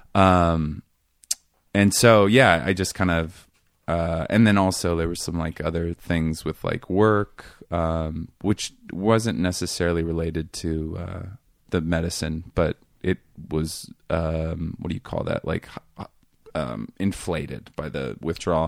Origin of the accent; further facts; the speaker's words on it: Seattle, Washington, United States; moved away; I grew up in this neighborhood called Queen Anne